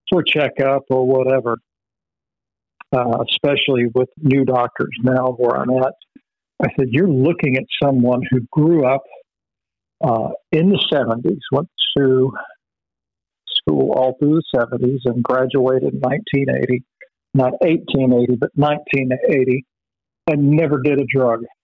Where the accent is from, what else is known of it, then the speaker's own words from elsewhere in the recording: Vero Beach, Florida, United States; moved away as an adult; also born or lived in Dallas, Texas; growing up in Vero Beach, where everything closes at ten o'clock